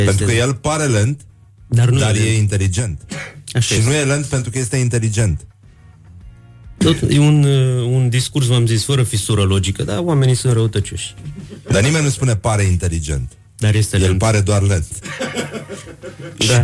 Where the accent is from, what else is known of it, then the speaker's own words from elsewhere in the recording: Brăila, Brăila County, Romania; Păi, în primul rând că a început în Brăila da, nu